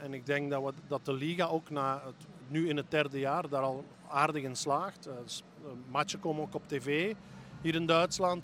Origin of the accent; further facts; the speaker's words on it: Belgium; we als Belgen